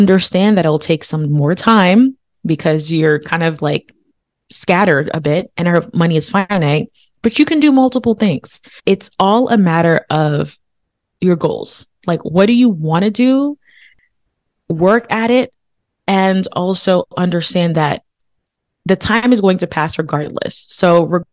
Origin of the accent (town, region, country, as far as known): United States; born or raised there; also born or lived in Haiti